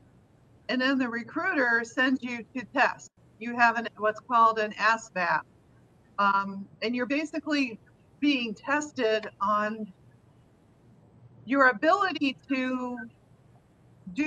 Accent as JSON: {"language": "English", "region": "Arizona", "country": "United States", "tie": "born or raised there", "also_born_or_lived": "New Jersey / upstate New York", "said": "I was born in New Jersey, lived the first 2 years of my life in New Jersey, then I was until the age of 9, upstate New York. And then my parents moved to Arizona, where I got the rest of my education"}